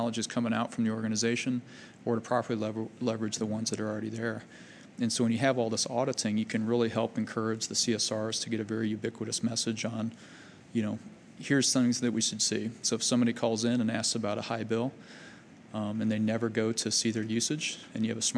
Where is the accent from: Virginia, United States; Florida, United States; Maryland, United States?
Virginia, United States; Fairfax; I grew up in Fairfax, Virginia